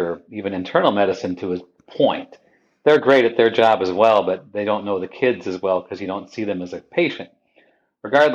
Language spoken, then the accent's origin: English; near Windermere, North Dakota, United States; moved away as an adult; also born or lived in San Diego, California / Redding, California; I grew up near Windermere, North Dakota